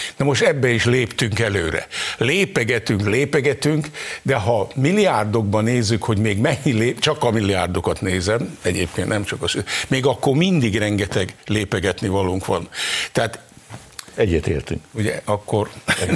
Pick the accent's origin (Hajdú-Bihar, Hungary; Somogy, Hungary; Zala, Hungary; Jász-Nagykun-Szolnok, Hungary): Zala, Hungary; near Zalalövő, Hungary; Én még oda-haza születtem